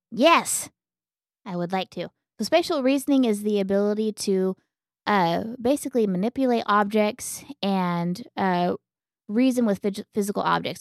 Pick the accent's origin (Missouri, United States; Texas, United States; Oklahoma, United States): Oklahoma, United States; Elk City; moved away; when I was a kid, it was like seven thousand. And whenever I left Elk City, it was about ten thousand